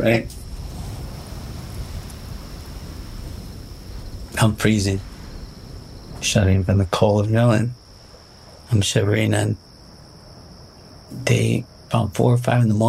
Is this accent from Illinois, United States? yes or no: yes; Chicago, Illinois, United States; I'm from Chicago.